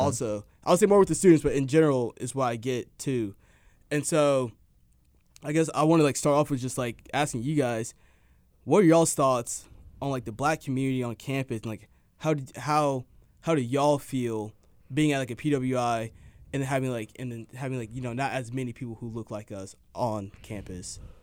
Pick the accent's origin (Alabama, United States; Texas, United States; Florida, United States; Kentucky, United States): Texas, United States; suburb outside of Dallas; I'm from a suburb outside of Dallas. And at the first neighborhood I lived